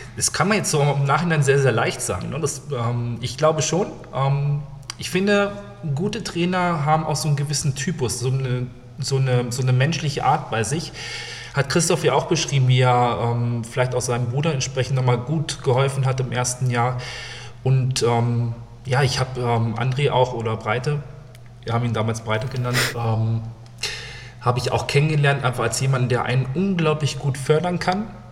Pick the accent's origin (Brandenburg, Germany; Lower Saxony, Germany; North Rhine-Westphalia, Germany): Lower Saxony, Germany; Neustadt am Rübenberge; also born or lived in Hannover; Habe sehr, sehr lange in, ja, wirklich in Neustadt, in meiner Heimatstadt gespielt